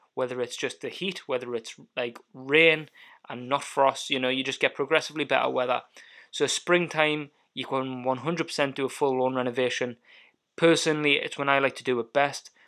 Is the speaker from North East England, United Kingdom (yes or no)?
yes; Alnwick, North East England, United Kingdom; moved away as an adult; also born or lived in Highlands, Scotland; now in Scotland; I grew up and I was born in Northumberland, a little town called Annick